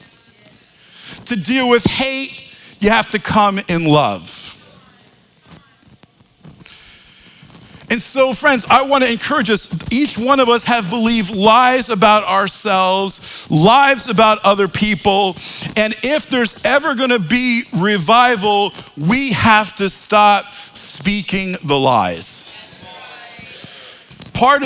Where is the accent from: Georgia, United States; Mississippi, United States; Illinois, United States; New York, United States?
New York, United States; accent: New York; my New York accent